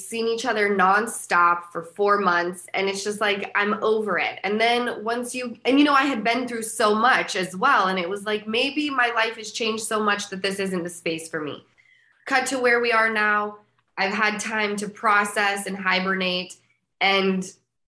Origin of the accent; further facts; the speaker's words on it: Utah, United States; moved away; I'm from Utah